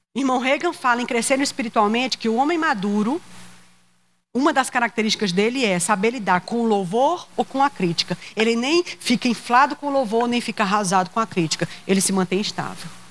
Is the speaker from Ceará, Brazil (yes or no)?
yes; Ceará, Brazil; Eu sou cearense